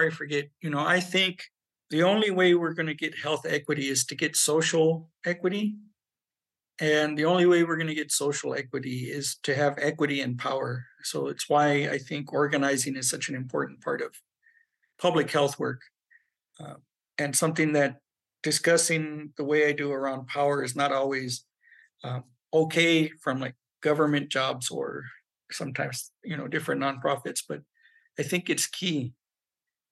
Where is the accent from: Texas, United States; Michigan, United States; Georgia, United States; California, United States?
California, United States; Southern; also born or lived in Albuquerque, New Mexico; now in New Mexico, United States; I'm Chicano. I was raised in Southern California